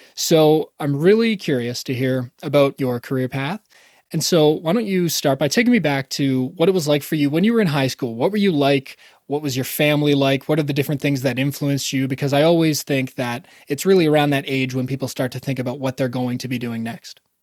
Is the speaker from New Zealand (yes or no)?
no; Canada; I'm actually Canadian